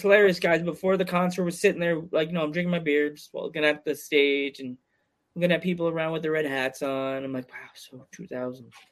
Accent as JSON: {"language": "English", "region": "New York", "country": "United States", "said": "I'm a New Yorker"}